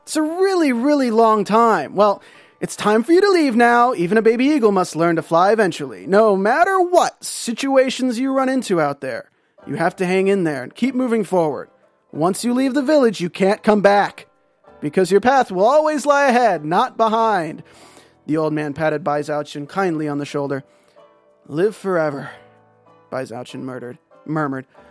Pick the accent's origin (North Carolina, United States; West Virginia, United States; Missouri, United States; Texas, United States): North Carolina, United States; moved away as an adult; now in California, United States; I grew up in North Carolina. I lived in California for seven years now